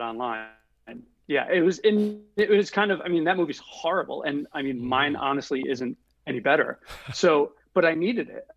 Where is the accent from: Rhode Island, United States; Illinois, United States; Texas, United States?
Rhode Island, United States; Providence; also born or lived in Los Angeles; I grew up in Providence, Rhode Island